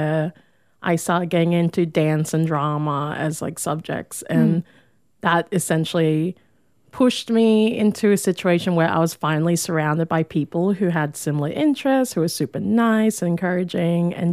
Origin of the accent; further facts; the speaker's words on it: Hervey Bay, Queensland, Australia; moved away as an adult; also born or lived in Thursday Island; now in Brisbane, Australia; I spent majority of my childhood growing up in Harvey Bay